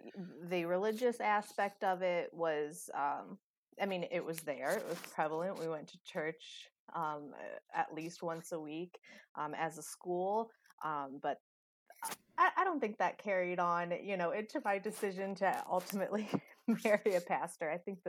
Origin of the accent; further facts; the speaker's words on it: Cincinnati, Ohio, United States; Well, my hometown is a lot different than State College. I'm from a large city just outside of, you know, the bustling area of downtown Cincinnati. So living, you know, outside in the suburbs of Cincinnati, we have a lot happening there.